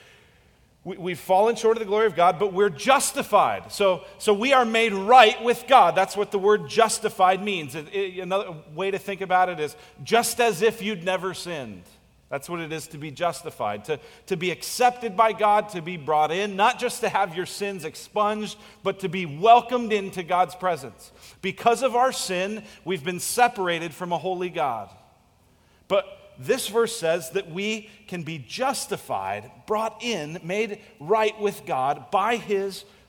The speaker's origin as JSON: {"language": "English", "country": "United States", "said": "we are American capitalists"}